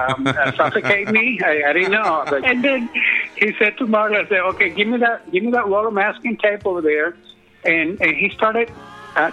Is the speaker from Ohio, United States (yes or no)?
no; San Francisco, California, United States; I grew up in San Francisco